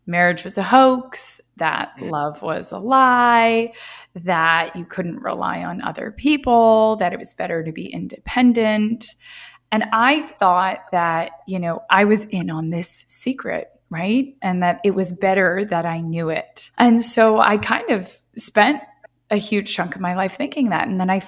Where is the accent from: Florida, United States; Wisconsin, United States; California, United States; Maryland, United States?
California, United States; Marin County; So yeah, I'm originally from the San Francisco Bay Area, right across the Golden Gate Bridge, a place called Marin County. And I grew up there my whole life. I was born there